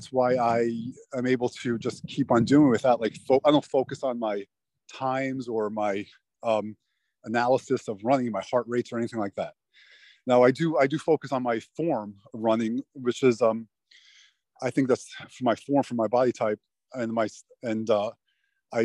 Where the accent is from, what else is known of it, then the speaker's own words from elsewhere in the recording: Miami, Florida, United States; I grew up in Miami